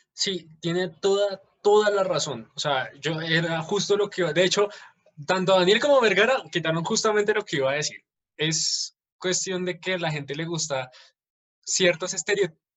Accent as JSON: {"language": "Spanish", "country": "Colombia", "said": "nosotros como colombianos"}